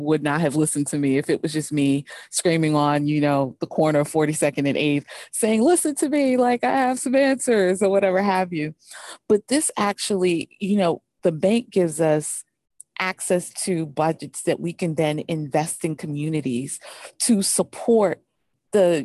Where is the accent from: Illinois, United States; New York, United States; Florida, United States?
New York, United States; New York City; I grew up in New York City, so grew up right by Wall Street.